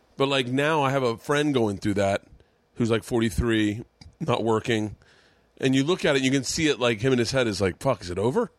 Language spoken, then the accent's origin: English; Tampa, Florida, United States; in Tampa, Florida, my hometown